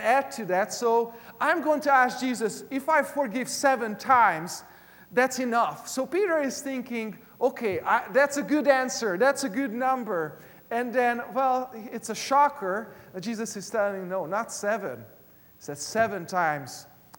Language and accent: English; Hungary; English is a second language; moved away; When I was in elementary school and even in high school back in Hungary, I am originally from Eastern Europe